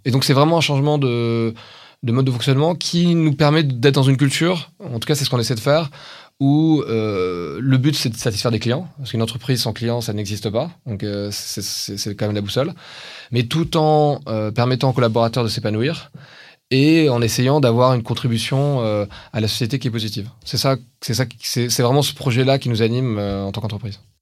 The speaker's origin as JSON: {"language": "French", "country": "France", "said": "on est français"}